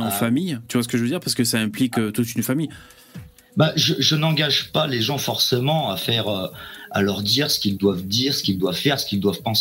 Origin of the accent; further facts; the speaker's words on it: France; moi, je suis un Français qui a été fortement américanisé par la culture américaine.